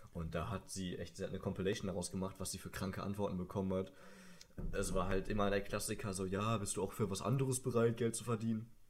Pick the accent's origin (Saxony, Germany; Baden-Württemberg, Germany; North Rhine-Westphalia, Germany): North Rhine-Westphalia, Germany; Sauerland; ich komme aus dem Sauerland. Vielleicht kennt jemand die Stadt Hema.